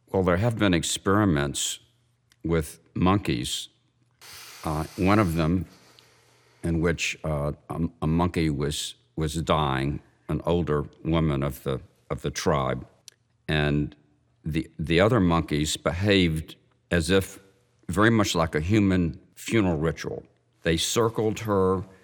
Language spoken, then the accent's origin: English; Memphis, Tennessee, United States; I grew up Jewish in Memphis, Tennessee